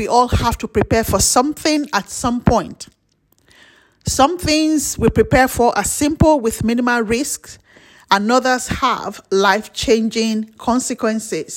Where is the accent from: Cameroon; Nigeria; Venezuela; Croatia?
Nigeria; As a Nigerian